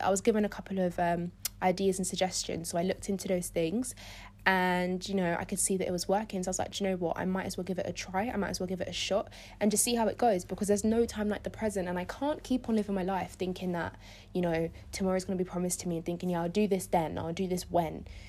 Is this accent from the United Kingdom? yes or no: yes; London, United Kingdom; I was born in London. I've grown up in London my whole life